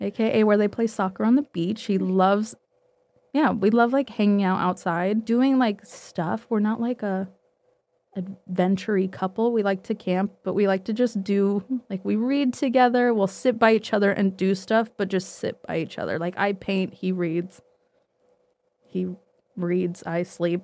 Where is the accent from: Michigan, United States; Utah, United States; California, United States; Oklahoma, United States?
Utah, United States; moved away as an adult; we're both from Utah. I'd go home to visit family